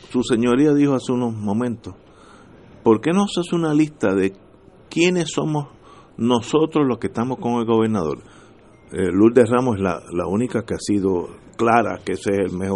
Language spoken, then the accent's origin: Spanish; Puerto Rico; yo soy puertorriqueño